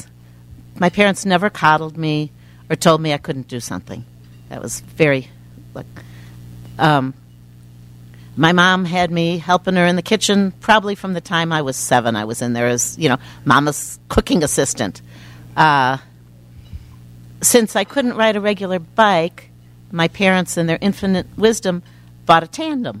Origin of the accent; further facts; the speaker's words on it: Chicago suburbs, Illinois, United States; also born or lived in Milwaukee, Wisconsin / Phoenix, Arizona; now in St. Paul, United States; I grew up in the Chicago suburbs